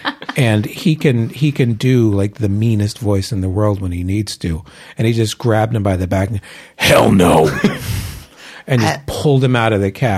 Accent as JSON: {"language": "English", "town": "Philadelphia", "region": "Pennsylvania", "country": "United States", "tie": "born or raised there"}